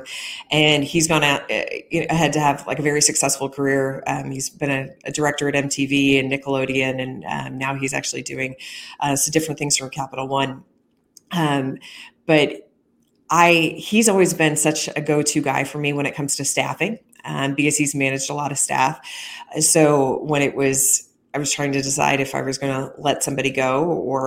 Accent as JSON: {"language": "English", "region": "rural Missouri", "country": "United States", "tie": "born or raised there", "said": "in rural Missouri, you could pop over a hill, and I grew up around Amish people"}